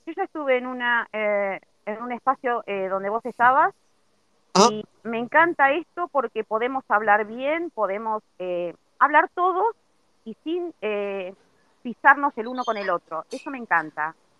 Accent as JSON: {"language": "Spanish", "town": "La Plata", "region": "Buenos Aires Province", "country": "Argentina", "said": "De la ciudad de La Plata."}